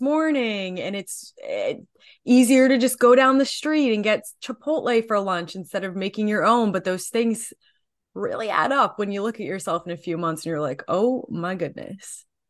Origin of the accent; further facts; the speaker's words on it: New Jersey, United States; I am from New Jersey